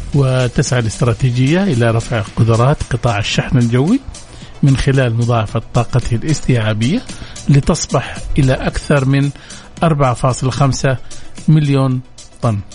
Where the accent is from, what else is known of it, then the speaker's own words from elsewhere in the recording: Saudi Arabia; عندنا في السعودية